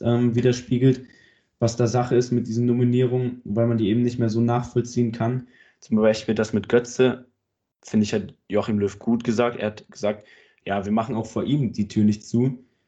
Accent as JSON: {"language": "German", "country": "Germany", "said": "Ich bin Deutscher."}